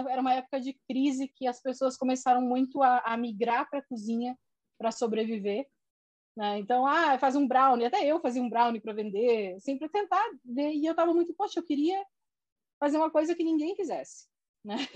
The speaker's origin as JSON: {"language": "Portuguese", "town": "Corumbá", "region": "Mato Grosso do Sul", "country": "Brazil", "also_born_or_lived": "Porto Alegre / Brasília", "lives_now": "Rio de Janeiro, Brazil", "said": "tinha encerrado o ciclo em Brasília, eu sou do Mato Grosso do Sul, de Corumbá, então lá"}